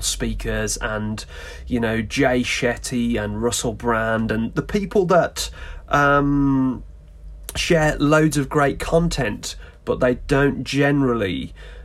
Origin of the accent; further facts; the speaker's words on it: West Midlands, United Kingdom; Born and bred in the West Midlands in the UK